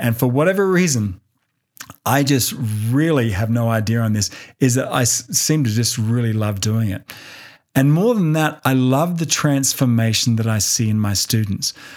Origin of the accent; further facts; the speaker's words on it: Australia; moved away as an adult; now in United States; my homeland of Australia